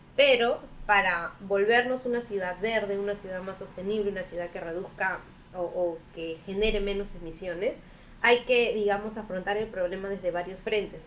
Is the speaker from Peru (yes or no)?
yes; Peru; acá, al menos en Perú, todavía tenemos un largo camino por recorrer